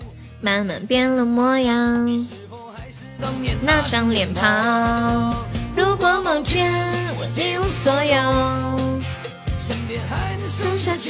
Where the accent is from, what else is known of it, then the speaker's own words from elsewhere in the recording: Anhui, China; 恭喜我们活力中五百啦！我是安徽的呀，新泽新泽快出来，来了一个安徽合肥的小姐姐。